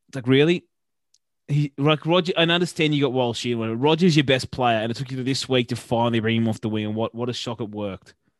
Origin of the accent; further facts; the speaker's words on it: Queensland, Australia; I'm a Queenslander